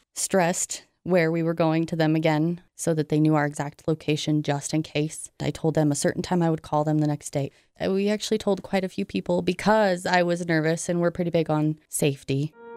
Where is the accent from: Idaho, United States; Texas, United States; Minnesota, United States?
Idaho, United States; Idaho Falls; I am from Idaho Falls